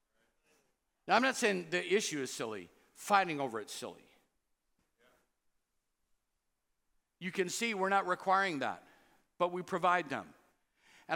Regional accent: Cedar Rapids, Iowa, United States; I grew up in Cedar Rapids

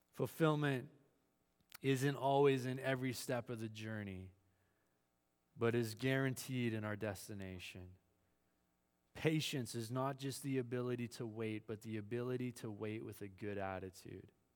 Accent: Manitoba, Canada; I grew up in Manitoba, flat farmland, a little bit of Canadian Shield.

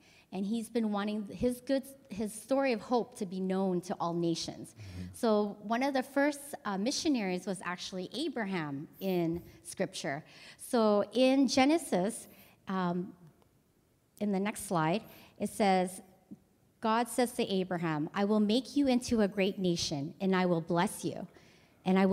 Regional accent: Edmonton, Alberta, Canada; moved away as an adult; now in Cambodia; I was born in Edmonton and grew up in a Vietnamese church there.

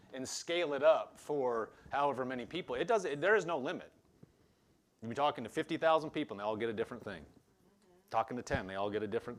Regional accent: Omaha, Nebraska, United States; also born or lived in Lincoln, Nebraska; I grew up in Omaha

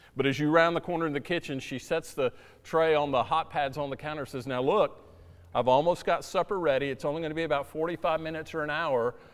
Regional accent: South Florida, United States; moved away; where I grew up in South Florida

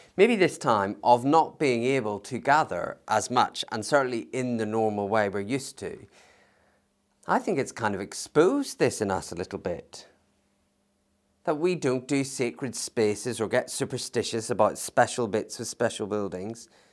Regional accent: United Kingdom; we have as British citizens

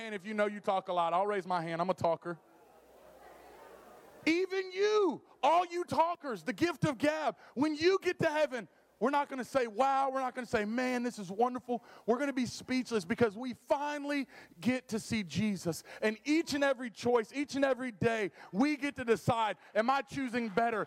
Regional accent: Dallas, Texas, United States; now in St. Louis, United States; I know I'm from Texas. I'm a Dallas boy

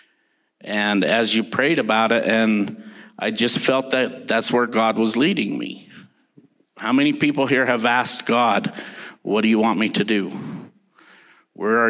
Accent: Salt Lake City, Utah, United States; also born or lived in West Jordan; I was raised in Salt Lake City, and my mom, who's here, took me to Baptist Church. I grew up in a Baptist church there in West Jordan

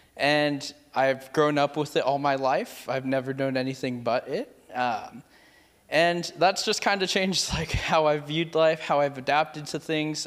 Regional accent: Merced, California, United States; I am originally from Merced, California.

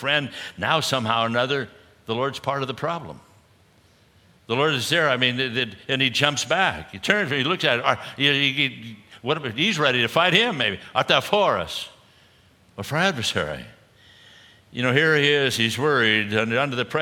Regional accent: Southern California, United States; I grew up in Southern California, and you know, was a surfer like many others there at the time.

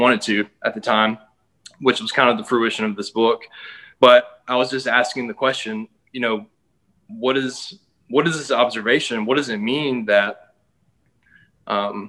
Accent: Columbus, Mississippi, United States; moved away as an adult; now in Atlanta, United States; I moved from Mississippi, where I grew up in a small town called Columbus, to Atlanta

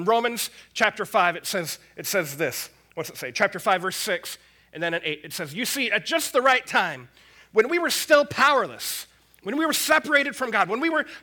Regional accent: United States; I'm an American. I'm proud to be an American

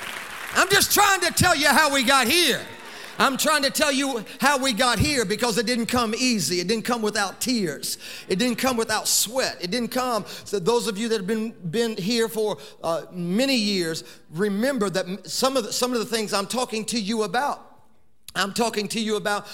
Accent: Lima, Ohio, United States; we have our Lima campus, which is my hometown

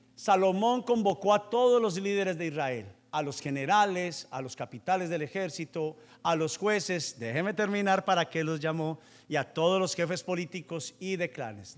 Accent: Paisa, Antioquia, Colombia; yo soy vendedor y soy paisa

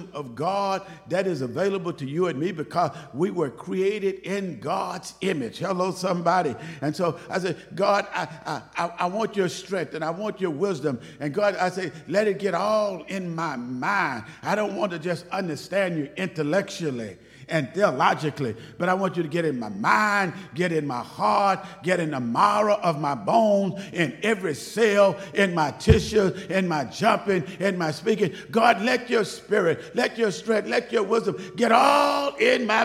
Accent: Waco, Texas, United States; moved away as an adult; also born or lived in Dallas, Texas / Plano, Texas; I grew up in Waco, so I guess I'm somewhat of a city boy

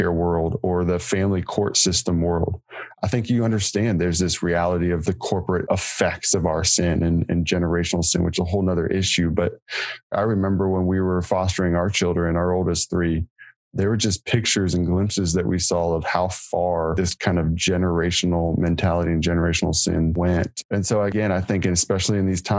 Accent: United States

